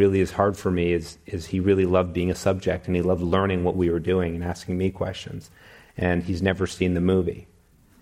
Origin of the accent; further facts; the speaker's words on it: Toronto, Ontario, Canada; I'm from Canada, and I told him that I dream of running for parliament in Toronto, where I'm from